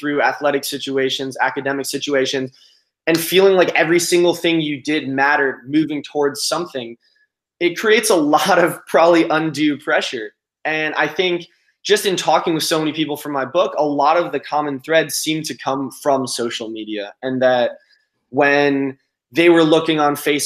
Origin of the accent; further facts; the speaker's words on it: Los Angeles, California, United States; growing up in Los Angeles and Southern California